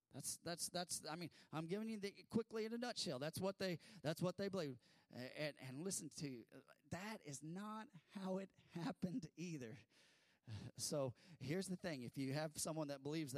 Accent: California, United States; I grew up in California where I went to school with a lot of Mormons

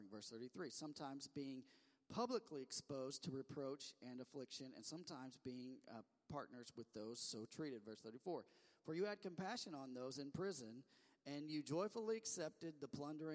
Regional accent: the Ozarks, United States; accent: Ozark; my Ozark accent

